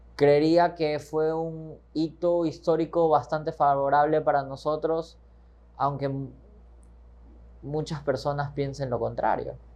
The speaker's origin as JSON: {"language": "Spanish", "country": "Ecuador"}